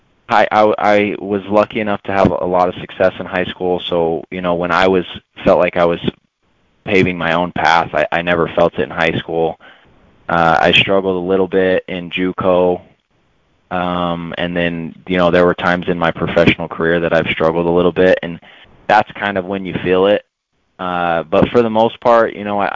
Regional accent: Utah, United States; about 25 minutes from where I grew up in Utah

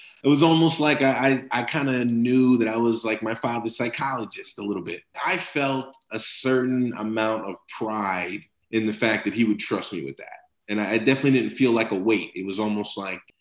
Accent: New Jersey, United States; growing up in New Jersey, We got snow in the wintertime

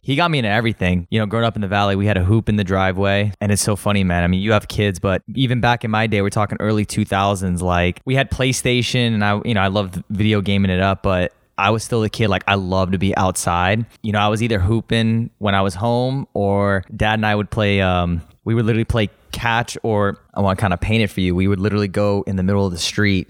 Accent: Los Angeles, California, United States; I grew up in, uh, West Hills, California

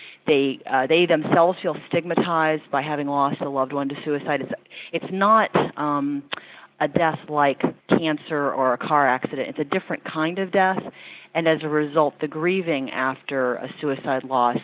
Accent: Louisville, Kentucky, United States; moved away as an adult; also born or lived in Ashland, Kentucky / Ohio / Washington, D.C. area; I grew up in Kentucky, in Louisville, and then graduated from high school in Ashland, Kentucky

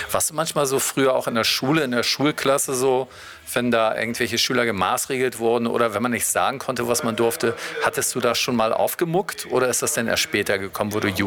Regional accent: Detmold, North Rhine-Westphalia, Germany; born there; Ja, ich bin jetzt mal nicht aufgewachsen, aber ich bin in Detmold geboren.

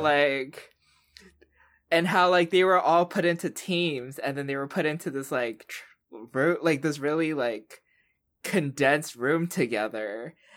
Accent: the South, United States; I'm also from the South

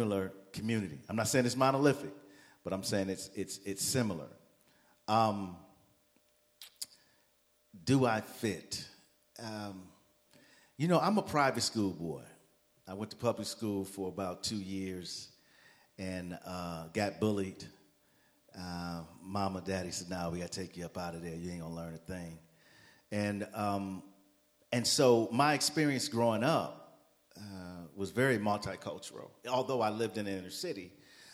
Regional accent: United States; I was born and raised here in the Northeast.

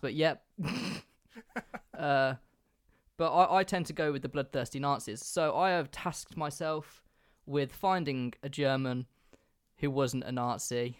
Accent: England, United Kingdom; I'm English

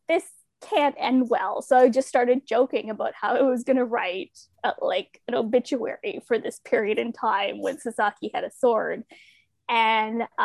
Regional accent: Ontario, Canada; now in Toronto, Canada; I was born in Toronto, raised about 20 minutes outside of Niagara Falls, and then made my way back to Toronto

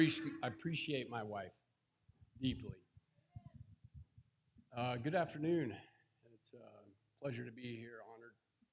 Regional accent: Nebraska, United States; I grew up in Nebraska. Anybody been to Nebraska? Couple? Yeah, not a lot there.

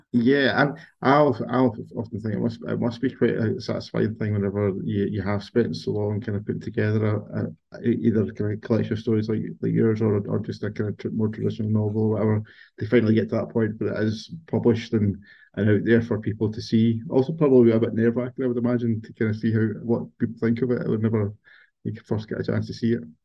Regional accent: Kate's Well, Lanarkshire, Scotland, United Kingdom; I grew up in Kate's well

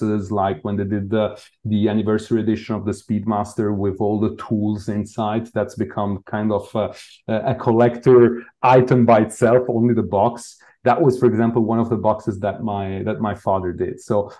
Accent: Lausanne, Vaud, Switzerland; I grew up in Lausanne, so very near to Geneva

